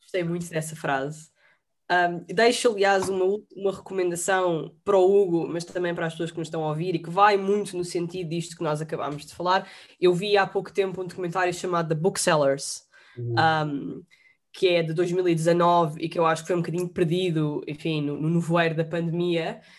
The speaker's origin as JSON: {"language": "Portuguese", "region": "Lisbon", "country": "Portugal", "said": "eu sou de Lisboa e tenho e gosto muito de Lisboa"}